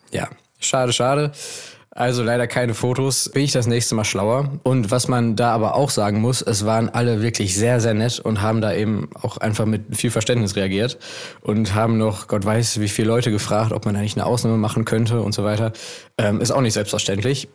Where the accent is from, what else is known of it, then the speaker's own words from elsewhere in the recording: Essen, North Rhine-Westphalia, Germany; Ich komme aus Essen.